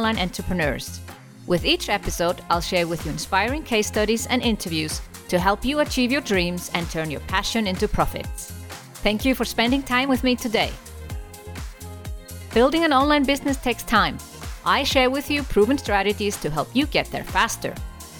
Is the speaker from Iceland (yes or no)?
yes; Iceland; as a Icelandic European woman